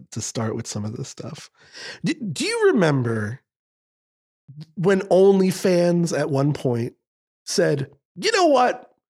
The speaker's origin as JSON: {"language": "English", "region": "Scotland", "country": "United Kingdom", "said": "I'm Scottish"}